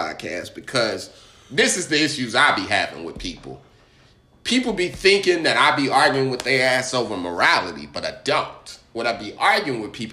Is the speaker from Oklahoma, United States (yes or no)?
no; Indiana, United States; As a child growing up in Indiana